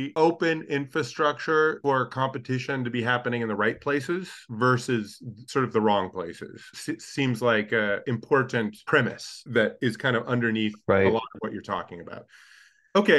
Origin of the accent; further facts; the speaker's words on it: United States; as an American tourist who's done both